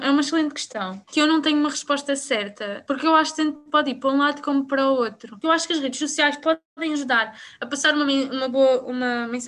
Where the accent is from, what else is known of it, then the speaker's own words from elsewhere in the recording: Abrantes, Santarém District, Portugal; porque, por exemplo, eu sou da Brantes. Uh, a Brantes ainda tem muito aquela bolha